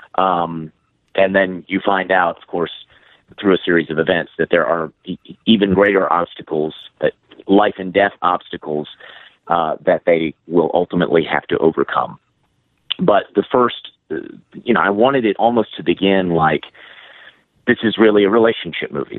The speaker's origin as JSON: {"language": "English", "town": "Hattiesburg", "region": "Mississippi", "country": "United States", "tie": "born or raised there", "said": "I'm in Hattiesburg, Mississippi. We're actually gearing up for the world premiere of Hallowed Ground uh, here in my hometown"}